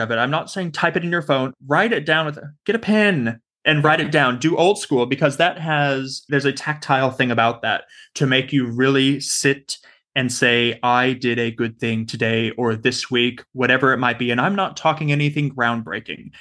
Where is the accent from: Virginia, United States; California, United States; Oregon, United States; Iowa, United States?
California, United States; Southern; now in Australia; I'm from Southern California originally